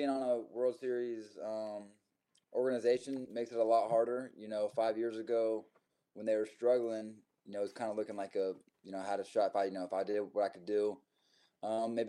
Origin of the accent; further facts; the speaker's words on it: Texas, United States; I'm from Texas